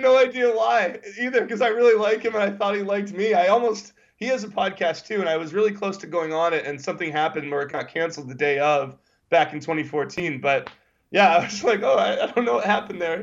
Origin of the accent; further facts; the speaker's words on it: United States; as an American